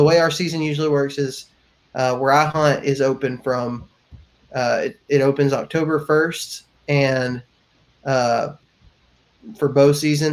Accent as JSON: {"language": "English", "region": "Texas and Alabama", "country": "United States", "tie": "born or raised there", "said": "I was raised in the South. I was raised in Texas and in Alabama"}